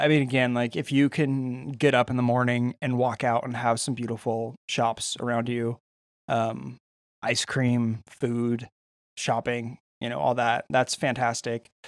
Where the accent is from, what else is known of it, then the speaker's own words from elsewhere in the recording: California, United States; I'm Californian